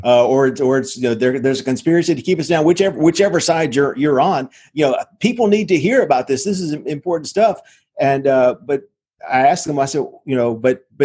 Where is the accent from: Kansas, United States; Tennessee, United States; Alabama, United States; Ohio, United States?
Tennessee, United States; Nashville; also born or lived in Memphis; I'm a redneck from Nashville, Tennessee